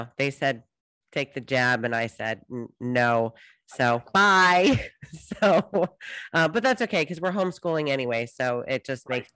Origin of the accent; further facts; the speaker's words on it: United States; moved away; also born or lived in New York / Connecticut; we're originally from New York and Connecticut. So, you know, the greater tri-state area